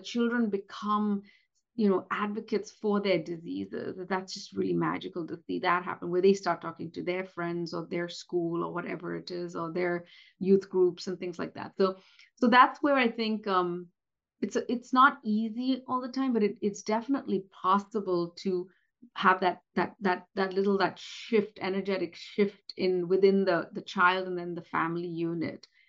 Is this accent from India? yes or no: yes; India; moved away; based on being Indian. you know, come from a community and from a country where colorism is very, very rampant